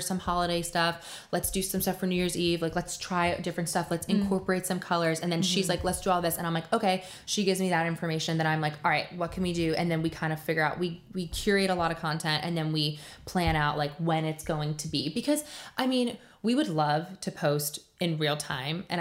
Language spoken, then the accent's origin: English; New Jersey, United States; now in Nashville, United States; I'm originally from New Jersey.